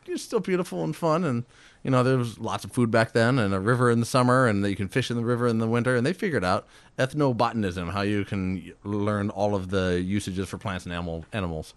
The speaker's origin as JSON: {"language": "English", "town": "Fairbanks", "region": "Alaska", "country": "United States", "tie": "born or raised there", "said": "born and raised in Fairbanks."}